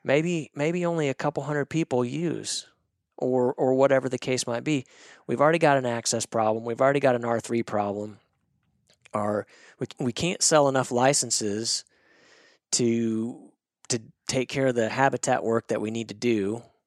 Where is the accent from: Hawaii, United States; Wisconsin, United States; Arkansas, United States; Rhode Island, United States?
Arkansas, United States; Northwest; I grew up in Northwest Arkansas